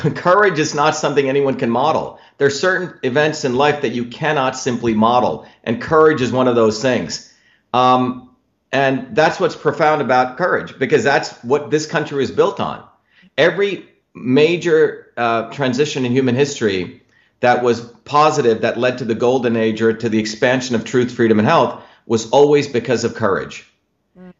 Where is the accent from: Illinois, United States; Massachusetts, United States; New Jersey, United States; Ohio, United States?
New Jersey, United States; born or raised there; also born or lived in India / Mumbai, India / South India